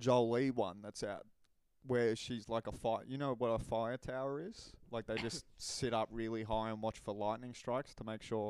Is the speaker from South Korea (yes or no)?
no; Australia; we are Australian